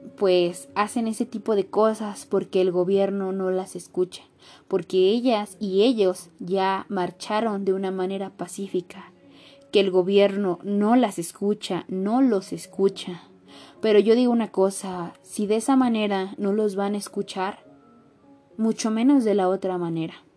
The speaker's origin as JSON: {"language": "Spanish", "country": "Mexico", "said": "siendo mexicanos somos hermanos"}